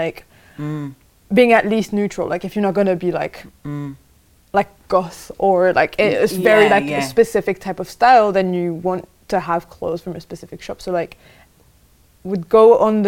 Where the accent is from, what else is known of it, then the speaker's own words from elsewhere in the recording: France; now in United Kingdom; So I was born in France. I grew up in a small town.